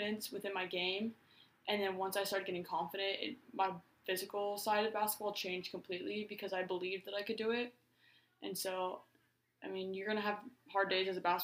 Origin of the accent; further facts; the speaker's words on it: Omaha, Nebraska, United States; I'm from Omaha, Nebraska.